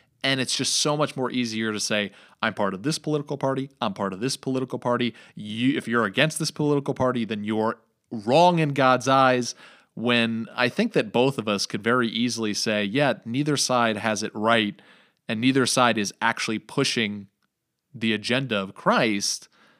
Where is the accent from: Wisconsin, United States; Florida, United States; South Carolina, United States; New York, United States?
New York, United States; But even in New York, growing up in New York, when I went to church, it was resounding this knowledge that, yeah, this is more Republican conservative.